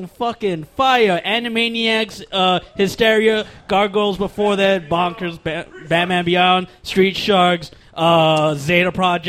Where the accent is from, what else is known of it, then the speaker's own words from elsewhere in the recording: New York City, New York, United States; I am from the Bronx, and this is just how we talk.